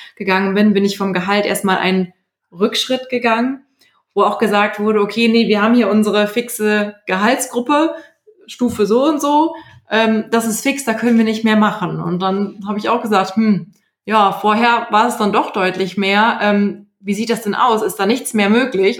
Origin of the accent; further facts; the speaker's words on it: Germany; Bei uns in Deutschland